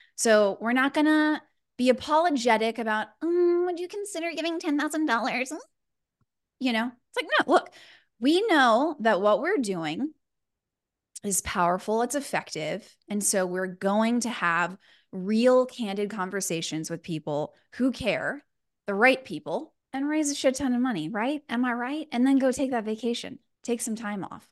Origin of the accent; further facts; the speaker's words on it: Houston, Texas, United States; moved away as an adult; now in Los Angeles, United States; I'm originally from Houston, so you'll hear a little bit of that spice, 'cause that's where I'm from. Born and raised